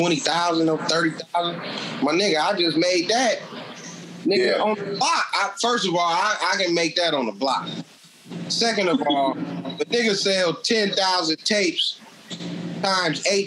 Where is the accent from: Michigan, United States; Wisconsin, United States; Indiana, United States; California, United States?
California, United States; San Francisco; I'm from Lakeview.